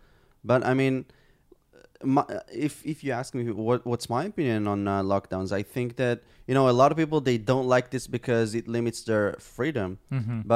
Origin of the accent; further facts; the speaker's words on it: Israel; I was born and raised here in Israel.